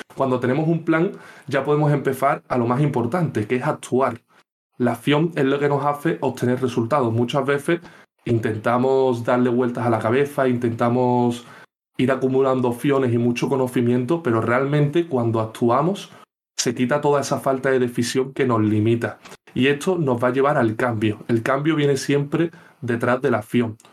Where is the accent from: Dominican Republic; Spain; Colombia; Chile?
Spain; Seville, Andalusia; soy de Sevilla